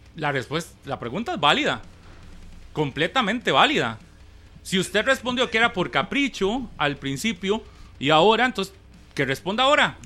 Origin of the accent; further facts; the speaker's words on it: Costa Rica; Nosotros, los ticos